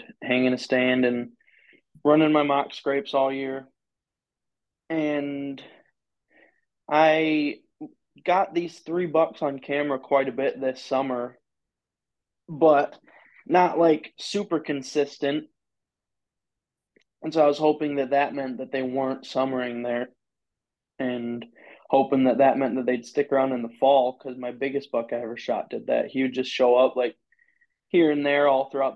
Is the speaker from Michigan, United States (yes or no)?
yes; Michigan, United States; I'm from Michigan.